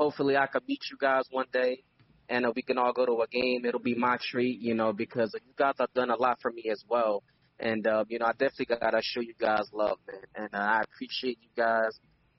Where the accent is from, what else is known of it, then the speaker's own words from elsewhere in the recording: Philadelphia, Pennsylvania, United States; I'm from Philly, and there ain't a lot of Knicks fans